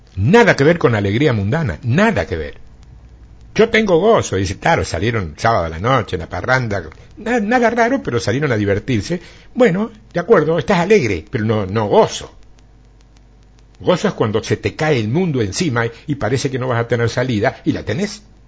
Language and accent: Spanish; Argentina; como buen argentino